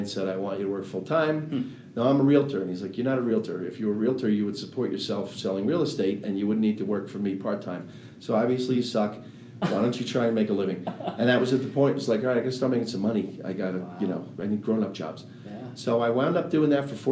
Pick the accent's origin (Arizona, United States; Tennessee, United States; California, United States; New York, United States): New York, United States; West Babylon; I am from New York. I was born in a town, West Babylon, New York, South Shore, Long Island. Lived there. Lived in the same house till I was about 21 years old.